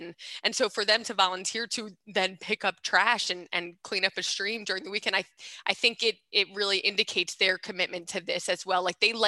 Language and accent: English; Havertown, Pennsylvania, United States; I grew up in Havertown